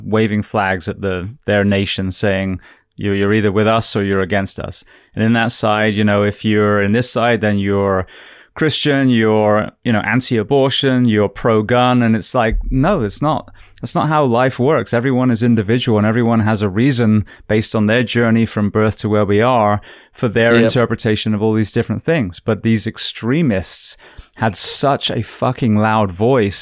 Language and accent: English; England, United Kingdom; now in United States; an Englishman